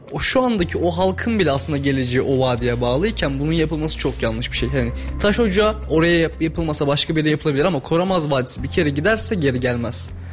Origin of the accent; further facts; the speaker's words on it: Turkey; Biz Türk'üz